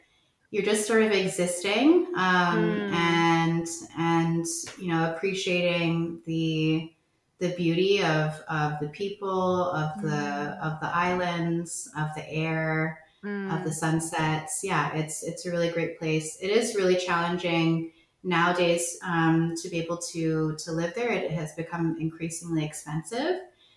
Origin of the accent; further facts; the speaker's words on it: Hawaii, United States; I don't know if I told you also that I'm part South Korean in addition to being Hawaiian.